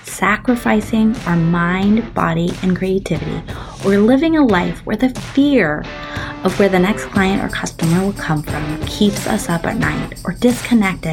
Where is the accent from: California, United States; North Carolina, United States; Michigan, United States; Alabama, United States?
California, United States; Bakersfield; I grew up in Bakersfield, California